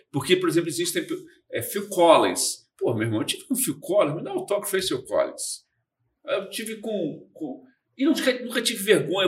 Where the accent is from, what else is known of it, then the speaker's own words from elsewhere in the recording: Brazil; eu sou lá do Brasil